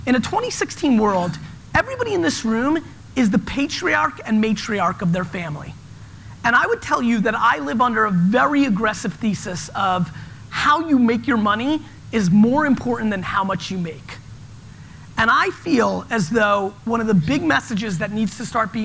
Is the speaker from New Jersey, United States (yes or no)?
yes; New Jersey, United States; born or raised there; also born or lived in Soviet Union